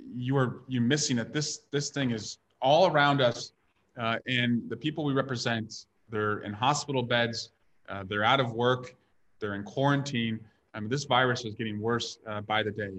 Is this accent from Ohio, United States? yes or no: no; Iowa, United States; now in California, United States; I grew up in Iowa